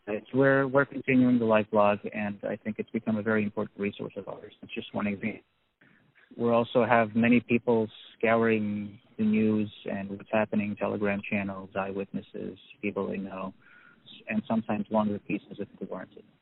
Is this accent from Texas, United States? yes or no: no; New York, United States; now in Kyiv, Ukraine; I was I was born in Kiev and I grew up in New York